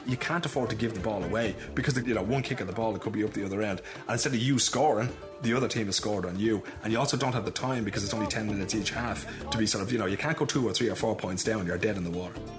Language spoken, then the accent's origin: English; Dublin, Leinster, Ireland; born or raised there; moved away as an adult; now in Sweden